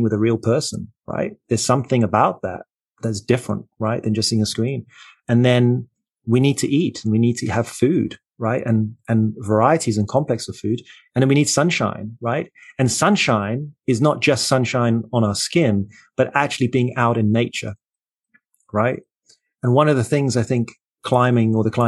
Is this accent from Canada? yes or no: no; Port Elizabeth, Eastern Cape, South Africa; moved away; I grew up in South Africa in Port Elizabeth near the coast.